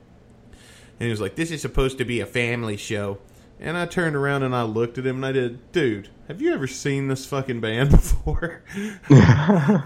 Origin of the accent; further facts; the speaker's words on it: the South, United States; I'm from the South